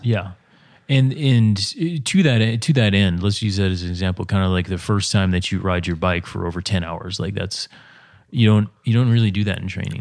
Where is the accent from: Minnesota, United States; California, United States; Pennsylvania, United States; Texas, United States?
Minnesota, United States; the way I was raised in Minnesota